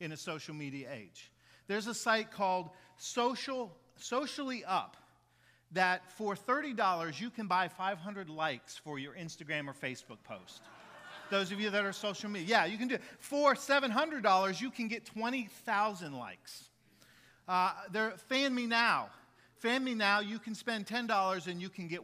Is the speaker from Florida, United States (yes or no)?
yes; Jacksonville, Florida, United States; also born or lived in Maitland, Florida; We moved from Maitland, Florida, where my dad had been the associate at the church there in Maitland, moved to Jacksonville.